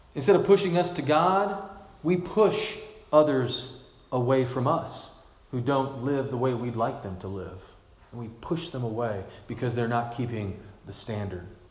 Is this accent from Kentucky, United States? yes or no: yes; Glasgow, Kentucky, United States; moved away; my hometown in Kentucky